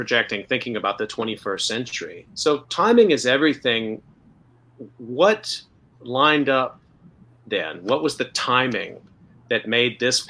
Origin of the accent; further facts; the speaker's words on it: Texas, United States; moved away; I'm from Texas originally